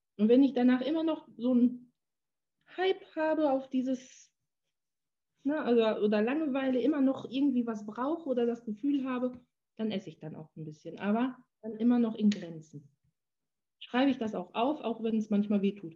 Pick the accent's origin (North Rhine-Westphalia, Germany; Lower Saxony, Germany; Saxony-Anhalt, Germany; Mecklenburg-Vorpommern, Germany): North Rhine-Westphalia, Germany; Menden; moved away; in meiner Heimatstadt. Also ich fahre dann immer eine halbe Stunde nach, nach Menden.